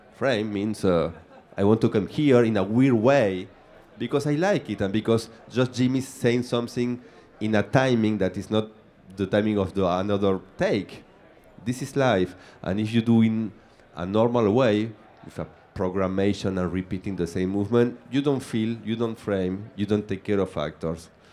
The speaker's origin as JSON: {"language": "English", "country": "Argentina", "second_language": "English", "moved": "yes", "lives_now": "Paris, France", "said": "I am from Argentina, so I am a guy who live upside down in Paris"}